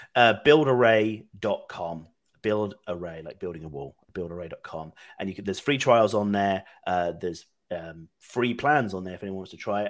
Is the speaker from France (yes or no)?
no; United Kingdom; moved away as an adult; now in Austin, United States; I'm originally from the UK, but I've been here about four years now